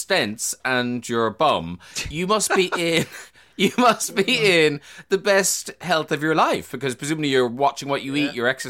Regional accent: Ireland; I'm Irish. I'm 59.

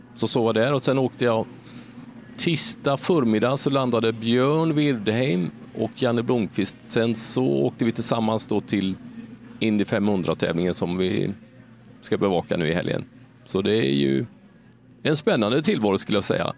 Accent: Sweden; när man kommer från en liten svensk stad

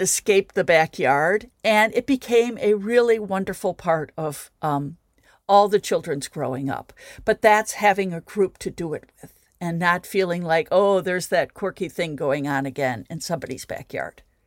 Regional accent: Midwest, United States; now in Chicago, United States; I'm speaking from as a Midwesterner

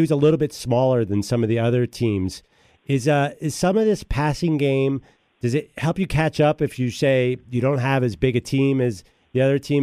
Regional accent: Philadelphia, Pennsylvania, United States; So I grew up in Philadelphia. I went to Lower Merion

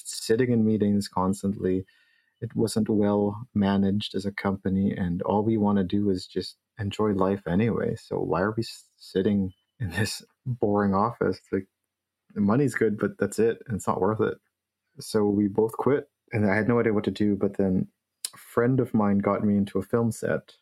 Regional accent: Philippines; moved away; I grew up in the Philippines

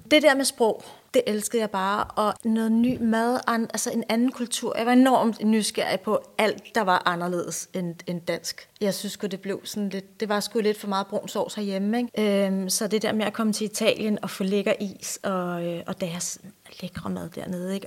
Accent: Ballerup, Capital Region of Denmark, Denmark; jeg er vokset op i øh, Ballerup, ja. øh, som en del af Vestegnen. Lidt ude for København.

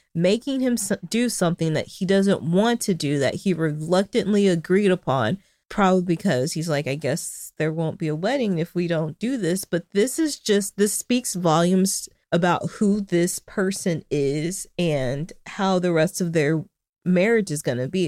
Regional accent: Arkansas, United States; my home state

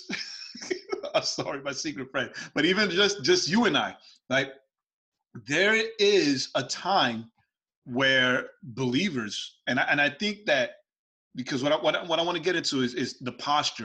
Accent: New York City, New York, United States; Growing up in New York. But being raised where I was raised in New York City

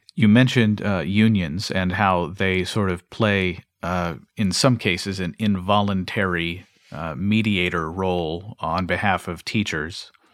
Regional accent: Kentucky, United States; my home state of Kentucky

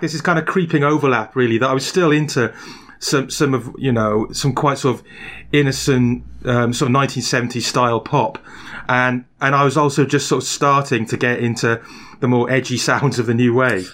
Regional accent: Barry, Wales, United Kingdom; accent: Welsh; also born or lived in England; my Welsh accent marked me out as a common peasant. Um, oh, and, uh, and on arriving back in Wales, I found out I'd picked up an English accent

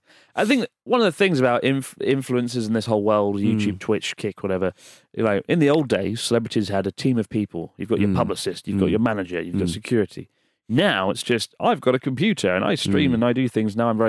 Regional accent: Scotland, United Kingdom; now in Japan; I've been practicing saying, I'm from Scotland, in Japanese.

